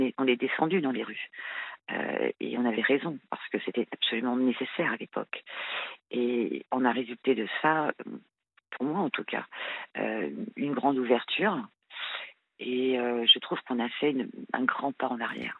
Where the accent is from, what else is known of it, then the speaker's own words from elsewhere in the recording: France; je suis française, hein, née, en France, euh, issue d'un parent, euh, d'un père français et d'une mère marocaine